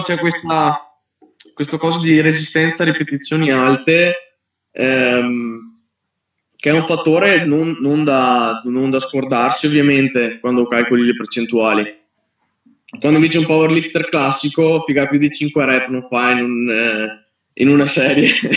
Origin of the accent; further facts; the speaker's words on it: Verona, Veneto, Italy; Io sono di Verona